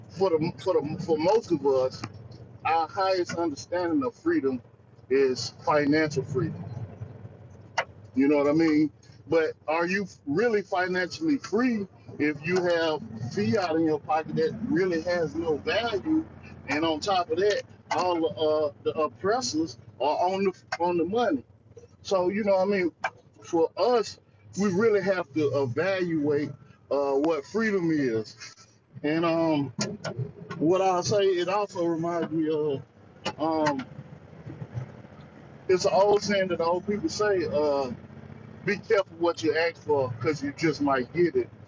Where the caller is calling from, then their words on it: North Carolina, United States; I'm coming from North Carolina territory.